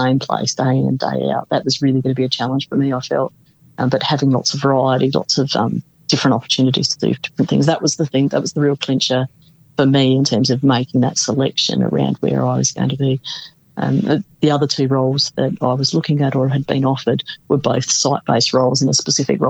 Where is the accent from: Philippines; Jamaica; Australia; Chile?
Australia; South Australia; I come from South Australia